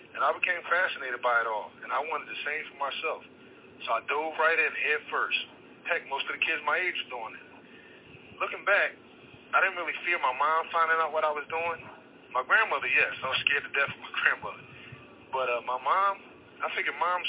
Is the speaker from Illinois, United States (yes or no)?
no; Philadelphia, Pennsylvania, United States; I was born and raised in South Philadelphia.